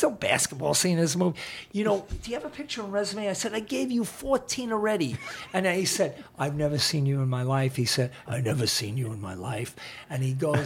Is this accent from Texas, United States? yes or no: no; New York City, New York, United States; I'm from the Bronx